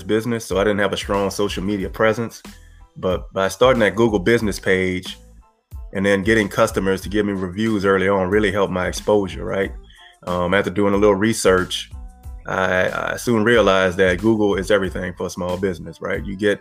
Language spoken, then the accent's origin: English; Franklin, Louisiana, United States; moved away as an adult; also born or lived in Houston, Texas; now in New Orleans, United States; I'm originally from Franklin, Louisiana. It's a little small town, 90 miles south of New Orleans